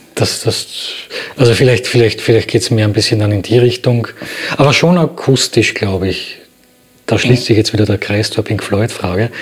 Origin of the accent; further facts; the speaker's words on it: Graz, Styria, Austria; now in Berlin, Germany; in Graz, in meiner Geburtsstadt